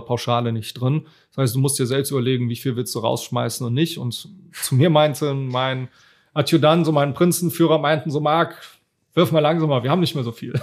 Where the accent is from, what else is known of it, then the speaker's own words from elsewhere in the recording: Cologne, North Rhine-Westphalia, Germany; accent: Rhenish; ich bin natürlich auch hier in Köln groß geworden